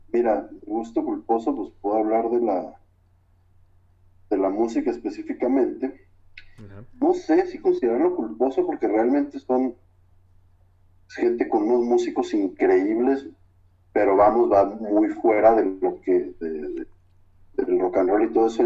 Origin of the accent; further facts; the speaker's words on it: Guadalajara, Jalisco, Mexico; como buen tapatío